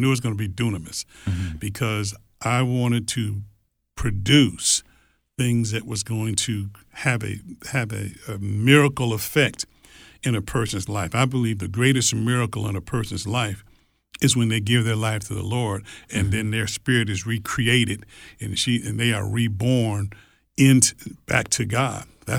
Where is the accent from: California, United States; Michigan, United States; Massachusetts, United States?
Michigan, United States; Detroit; I grew up in Detroit. Yeah, Detroit, Michigan. In Detroit, Michigan, correct. Mm-hmm. And so we've only been in the South for 20-some years now.